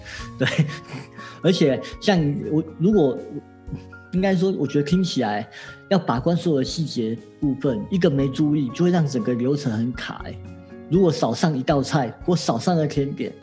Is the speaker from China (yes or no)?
no; Taiwan; 我们台湾人好像请客，通常都没有一次准时的哦